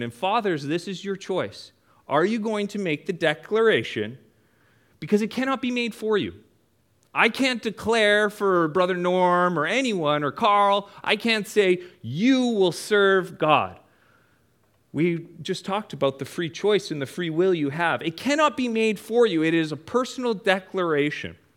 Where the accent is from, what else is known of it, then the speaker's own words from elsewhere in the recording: Prince George, British Columbia, Canada; I'm from Canada. For those of you that don't know, way up in the mountains of Canada in a town called Prince George